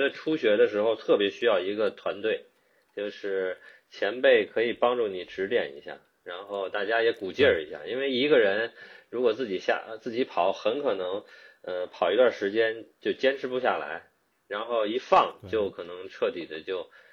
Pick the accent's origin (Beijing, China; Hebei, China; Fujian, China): Beijing, China; moved away as an adult; now in Auckland, New Zealand; 出生啊。并且呢成长于北京